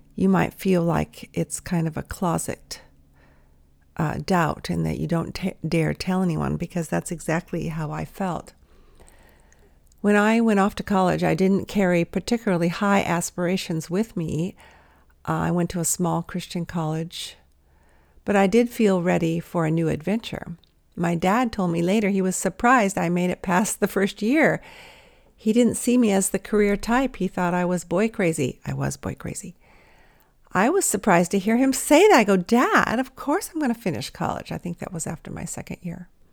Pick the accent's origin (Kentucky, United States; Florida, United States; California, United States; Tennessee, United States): California, United States; Los Angeles; I was from L A where there were stars of the Hollywood variety